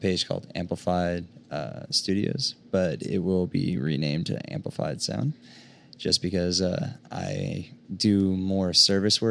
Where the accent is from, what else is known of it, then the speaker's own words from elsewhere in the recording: Southern California, United States; now in Oklahoma City, United States; I grew up in SoCal.